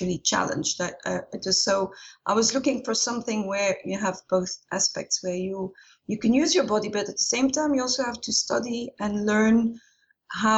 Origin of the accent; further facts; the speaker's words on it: Ghent, Flanders, Belgium; moved away as an adult; also born or lived in Brussels; I'm originally from Ghent in Belgium, but haven't lived there for a long time